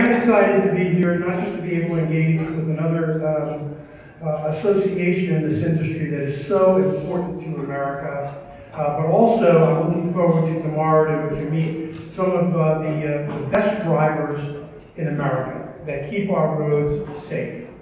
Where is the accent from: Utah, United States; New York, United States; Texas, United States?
New York, United States; because I'm originally from New York, and I had the opportunity when I was the motor vehicle commissioner there